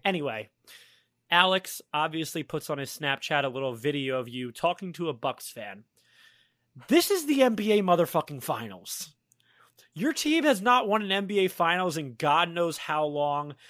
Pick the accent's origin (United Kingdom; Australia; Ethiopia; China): United Kingdom; I am full British